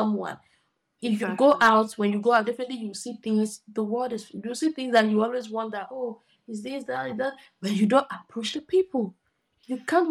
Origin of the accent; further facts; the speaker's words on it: Nigeria; as a Nigerian girl